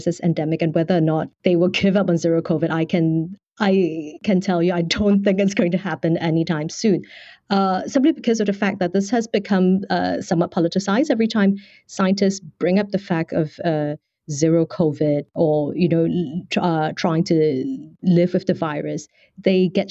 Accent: Singapore; now in China; I'm from Singapore

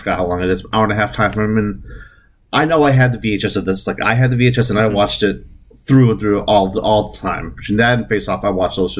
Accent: the South, United States; I'm from the South. So to me, it felt right because that's all I know.

